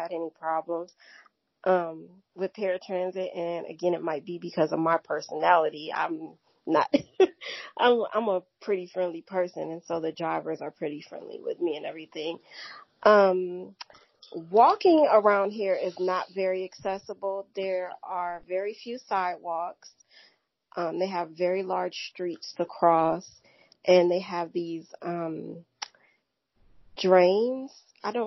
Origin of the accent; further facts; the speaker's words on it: Cleveland, Ohio, United States; moved away; also born or lived in St. Louis, Missouri; I was raised in Cleveland, Ohio